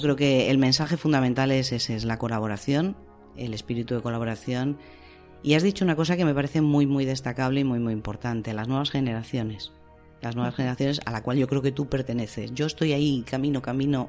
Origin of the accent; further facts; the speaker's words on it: Salamanca, Castile and León, Spain; en Salamanca, que es mi tierra